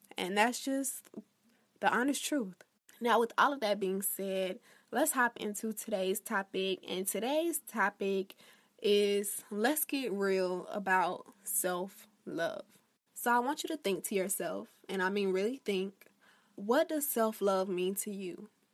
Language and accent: English; Florida, United States; my home state of Florida